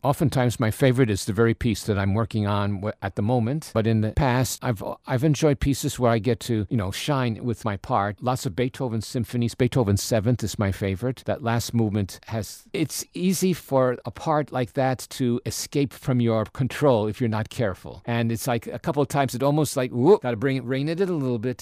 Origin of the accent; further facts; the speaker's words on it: New York, United States; moved away; I grew up in New York and attended public schools there